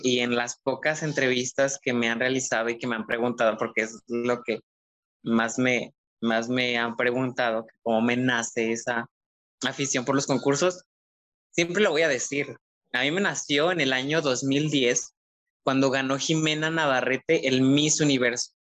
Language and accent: Spanish; Jala, Nayarit, Mexico; moved away as an adult; now in Tepic, Mexico; efectivamente soy de Jala. Yo soy del pueblo mágico de Jala.